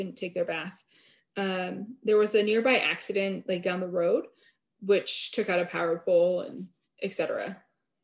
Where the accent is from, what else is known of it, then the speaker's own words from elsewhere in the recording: Vermont, United States; I grew up in Vermont and we didn't even have a Walmart till like 2007